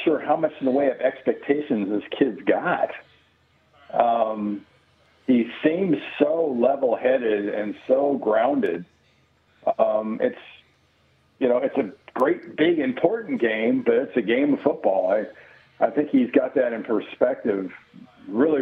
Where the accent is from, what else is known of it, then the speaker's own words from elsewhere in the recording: Los Angeles, California, United States; I grew up in the San Fernando Valley in L.A.